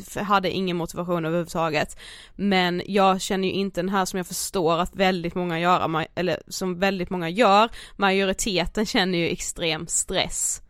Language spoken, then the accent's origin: Swedish; Karlshamn, Blekinge, Sweden; moved away; våra vänner hemma i Karlshamn